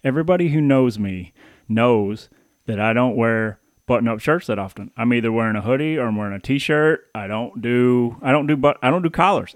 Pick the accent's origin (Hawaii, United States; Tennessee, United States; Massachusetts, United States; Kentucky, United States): Tennessee, United States; Paris; moved away as an adult; also born or lived in Baton Rouge, Louisiana / Michigan; I was born in Baton Rouge, but I was raised in Paris